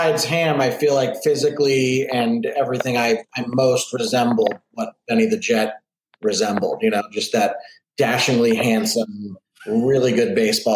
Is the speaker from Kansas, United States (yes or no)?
no; Boston, Massachusetts, United States; now in Los Angeles, United States; I'm from Boston, so I always keep my Boston roots, but I've been living in LA for, since filming The Sandlot